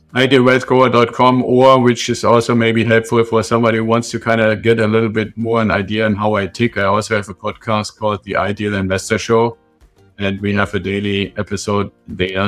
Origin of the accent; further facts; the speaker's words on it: Germany; moved away; I'm originally from Germany.